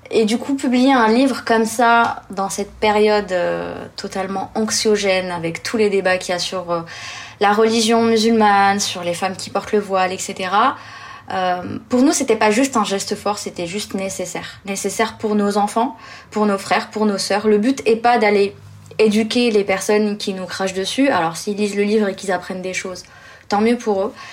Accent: Blida, Blida Province, Algeria; moved away; ma ville natale plutôt, qui est une ville qui s'appelle Bida, euh, qui est à 40-50 km au sud

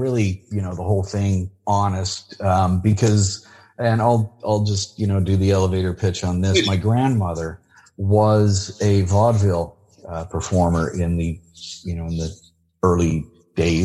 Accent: California, United States; a good old boy from California

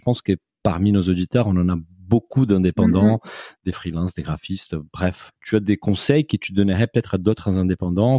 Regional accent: Brazil; moi, en tant que Brésilien

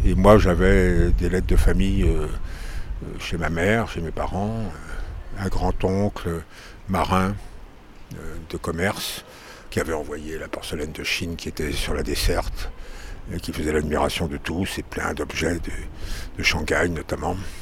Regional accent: Saint-Malo, Brittany, France; je suis né à Saint-Malo

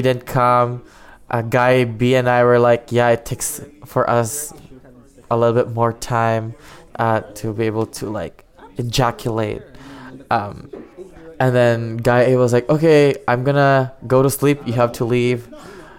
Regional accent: Ottawa, Ontario, Canada; I'm 23 years old. I'm from Ottawa.

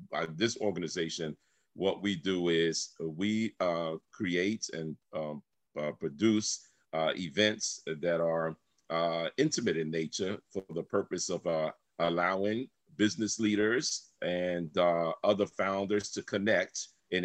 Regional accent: New York City, New York, United States; also born or lived in Brooklyn, New York / Honduras / Miami, Florida; I was born in Brooklyn, but I was raised in the South Bronx

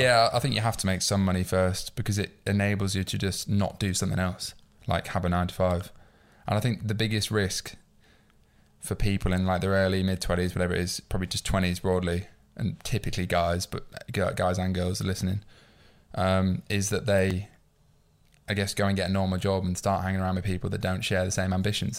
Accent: York, Yorkshire and the Humber, United Kingdom; moved away as an adult; now in London, United Kingdom; I'm not from London. Like, my, my mum's from London, my dad's Irish, she's from Dublin, but I grew up in York, where I'm from

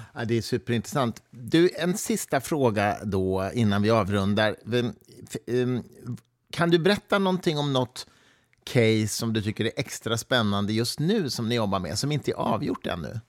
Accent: Mariefred, Södermanland, Sweden; jag är ju uppvuxen i Mariefred

